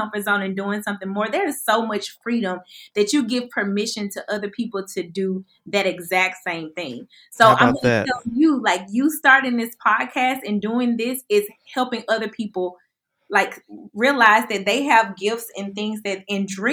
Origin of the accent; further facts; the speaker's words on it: Birmingham, Alabama, United States; I'm from Birmingham, Alabama